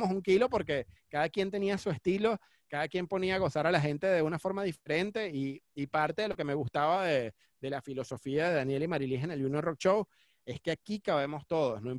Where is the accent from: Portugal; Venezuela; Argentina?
Venezuela; Caracas, Capital District; born there; also born or lived in Cumaná; yo nací en Caracas, pero me fui a estudiar a Cumaná